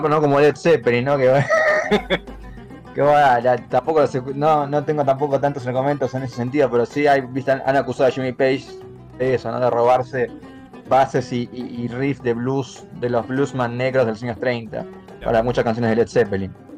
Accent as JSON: {"language": "Spanish", "country": "Argentina", "said": "cómo me pienso yo como argentino"}